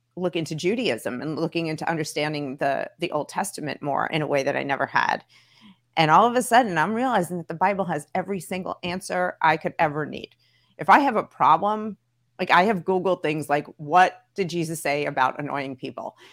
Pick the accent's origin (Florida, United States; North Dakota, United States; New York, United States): New York, United States; New York City; I grew up in Brooklyn, so like I had a ton of Jewish friends